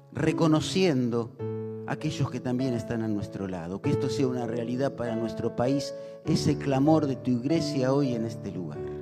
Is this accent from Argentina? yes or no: yes; Argentina; como argentinos